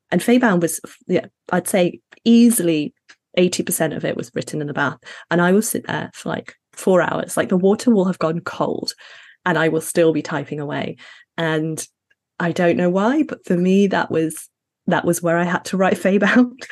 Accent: Sheffield, Yorkshire and the Humber, United Kingdom; also born or lived in Middle East; So I'm Ghanaian, Sudanese, and British, but I was raised in the Middle East and Sheffield in the UK.

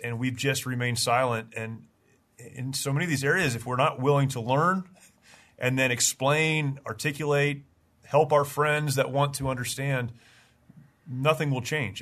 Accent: United States; as an American, you know, who was raised in a very conservative, patriotic home

